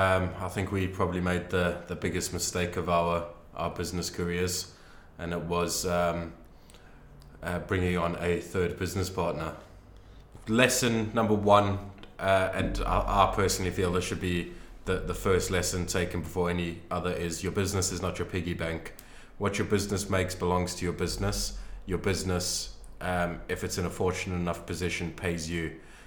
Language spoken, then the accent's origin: English; England, United Kingdom; Yeah, that I've missed out growing up in Britain.